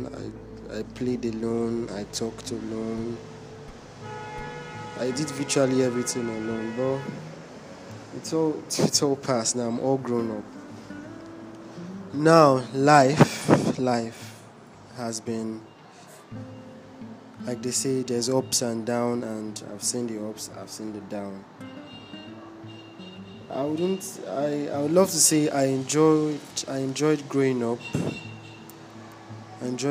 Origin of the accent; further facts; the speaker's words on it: Imo, Nigeria; I'm from Imo State.